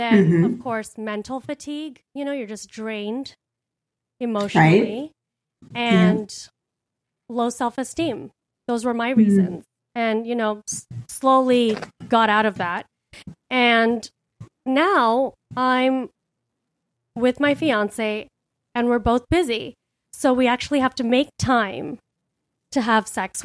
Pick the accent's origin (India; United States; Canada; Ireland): India; I grew up in a patriarchal culture. I'm Indian.